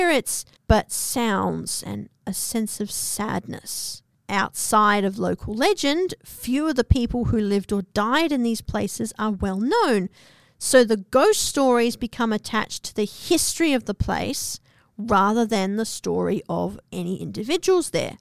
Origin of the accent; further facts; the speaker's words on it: Australia; also born or lived in New Zealand; I'm from New Zealand and grew up in Australia